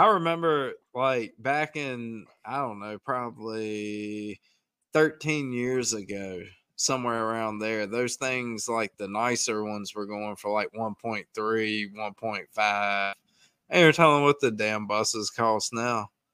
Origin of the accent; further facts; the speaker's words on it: Virginia, United States; I am from Virginia